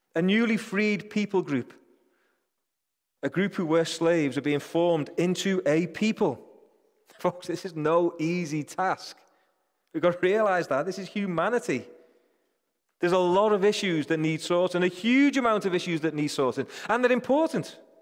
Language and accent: English; United Kingdom; I think I'm British.